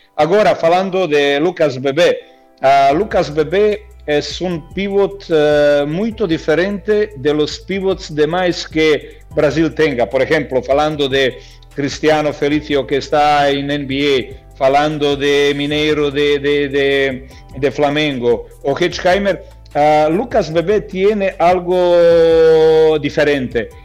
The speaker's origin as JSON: {"language": "Spanish", "country": "Croatia", "second_language": "Spanish", "moved": "yes", "said": "se está celebrando en mi país"}